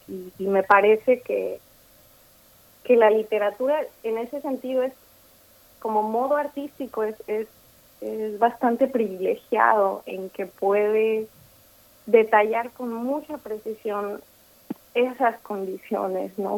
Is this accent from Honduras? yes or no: no; Mexico; now in New York, United States; Como mexicana